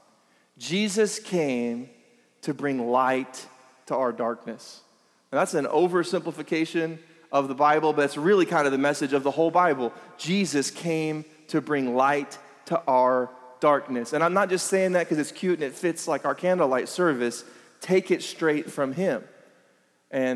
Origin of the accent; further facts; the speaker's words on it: Lake Elsinore, California, United States; we're from Elsinore, and there's nothing else